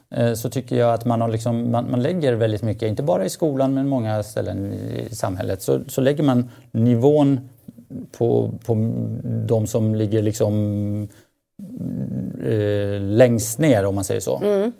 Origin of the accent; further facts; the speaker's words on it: Stockholm, Stockholm County, Sweden; Ja, jag växte upp i Husby.